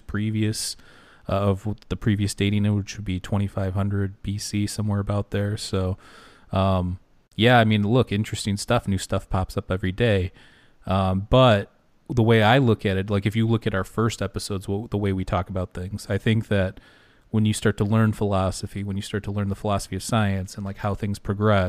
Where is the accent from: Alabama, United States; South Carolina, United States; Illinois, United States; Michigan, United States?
Michigan, United States; I'm from Michigan